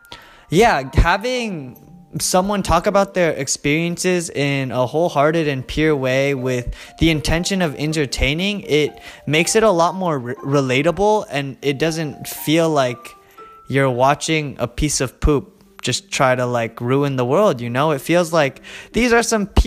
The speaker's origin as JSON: {"language": "English", "country": "United States", "said": "I'm Asian American."}